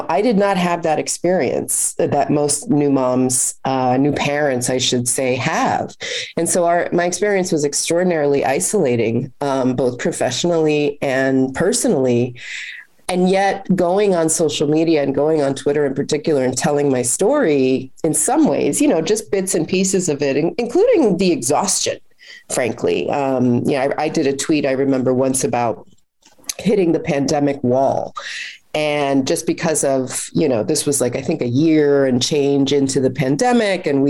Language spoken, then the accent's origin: English; New York, United States; a New Yorker